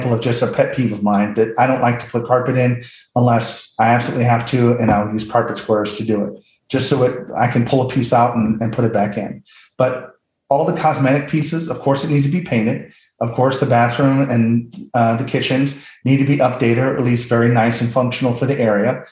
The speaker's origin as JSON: {"language": "English", "town": "St. Louis", "region": "Missouri", "country": "United States", "said": "I'm from St. Louis."}